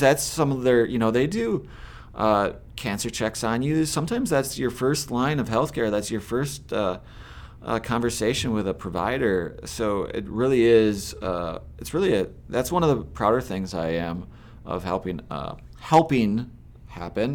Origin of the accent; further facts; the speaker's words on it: Southeast Minnesota, United States; also born or lived in Dover, Minnesota; I grew up in Southeast Minnesota, um, initially, uh, raised up on a farm just outside Dover, and then around when I was ten, I moved to Yoda and I never left.